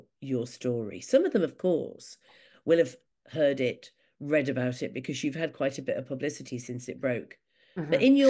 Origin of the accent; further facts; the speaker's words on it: Newcastle, North East England, United Kingdom; we met just before Christmas at a feminist event in Newcastle, which is my hometown.